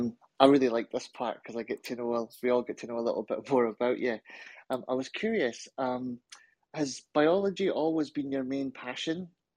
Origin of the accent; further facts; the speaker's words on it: Scotland, United Kingdom; being Scottish, because we say loch.